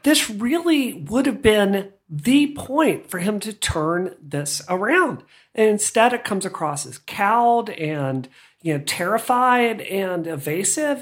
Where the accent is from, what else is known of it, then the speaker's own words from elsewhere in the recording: Hattiesburg, Mississippi, United States; I grew up in Hattiesburg